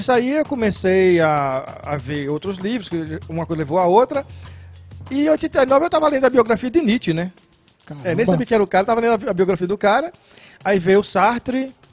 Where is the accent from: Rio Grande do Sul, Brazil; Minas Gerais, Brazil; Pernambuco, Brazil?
Pernambuco, Brazil; É, porque eu, era de, eu sou de Pernambuco e aqui é, se dizia servir o exército.